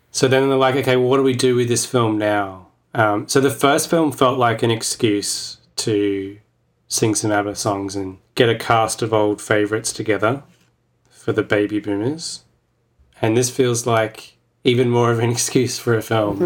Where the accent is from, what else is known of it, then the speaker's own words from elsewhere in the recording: Australia; as an Australian